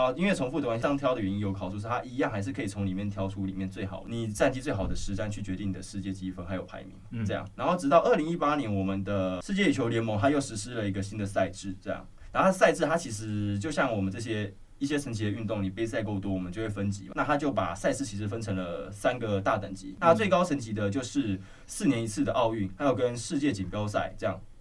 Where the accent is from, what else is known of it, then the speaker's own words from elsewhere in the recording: Taiwan; 也是我们台湾人体育课必，一定会去打，一定会去学的一个运动